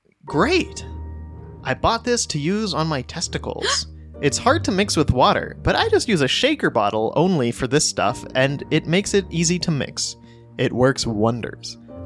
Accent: Mount Wolf, Pennsylvania, United States; Mount Wolf, Pennsylvania. My city is not entirely relevant, but not many people are familiar with my hometown, so I thought I'd give it a shout out.

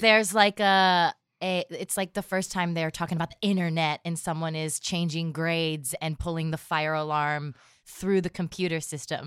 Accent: Erie, Pennsylvania, United States; also born or lived in Philadelphia, Pennsylvania; I, um, grew up outside of Philadelphia and then moved to Erie, Pennsylvania.

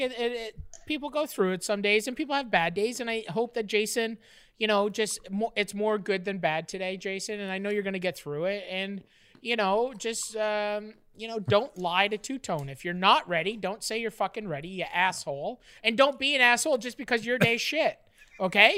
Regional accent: Ontario, Canada; also born or lived in Nova Scotia; I was in grade four, and it, it was when we moved to Ontario from Nova Scotia

